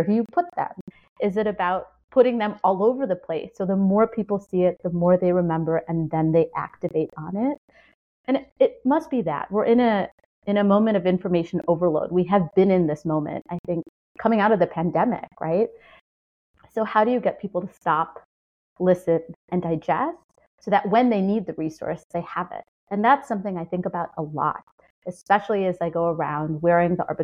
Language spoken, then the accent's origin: English; Chicago, Illinois, United States; I grew up in Chicago, which is the blues capital, a blues capital.